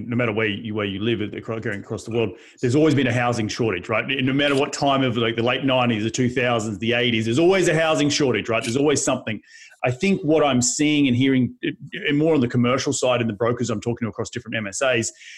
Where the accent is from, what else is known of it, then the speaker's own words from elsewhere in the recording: Australia; now in United States; my home country of Australia